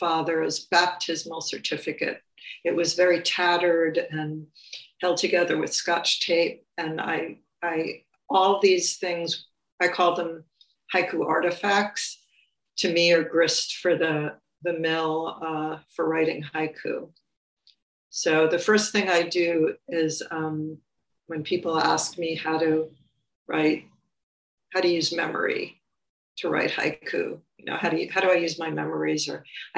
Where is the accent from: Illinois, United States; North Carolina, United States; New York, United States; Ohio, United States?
New York, United States; New York City; I grew up in New York City in the borough of Queens